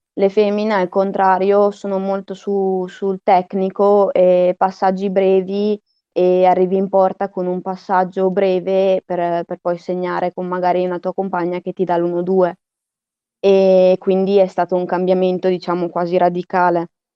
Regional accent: Verona, Veneto, Italy; ho iniziato a prendere parte alla squadra de- del mio paese, del mio quartiere, Saval, e quando ero ancora molto piccola, verso i cinque anni

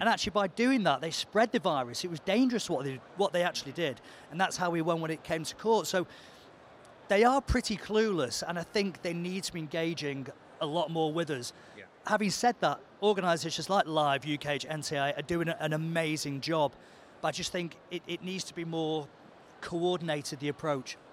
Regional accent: Manchester, North West England, United Kingdom; I'm from Manchester

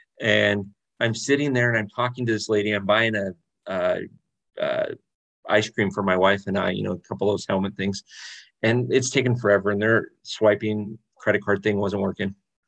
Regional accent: Orange County, California, United States; I grew up in Orange County too.

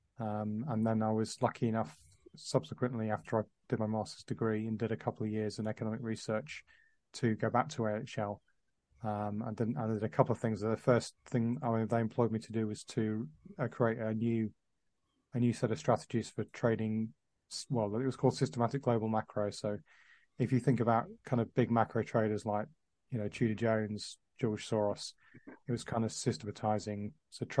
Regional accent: Dubai, United Arab Emirates; moved away; I was working in the Middle East, which is actually where I was brought up in Dubai

